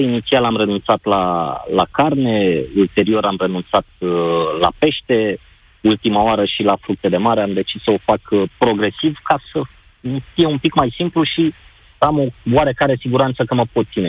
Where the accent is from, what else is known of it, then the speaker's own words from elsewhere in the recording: Constanța, Constanța County, Romania; Eu nu sunt din București, sunt din Constanța